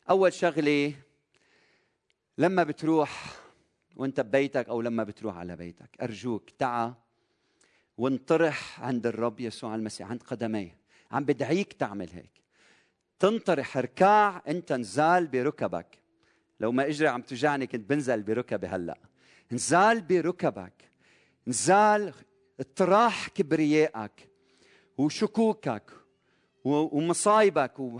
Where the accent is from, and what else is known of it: Lebanon